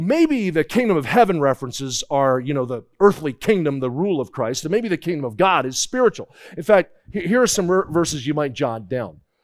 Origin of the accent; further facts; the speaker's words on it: New Jersey, United States; I grew up in New Jersey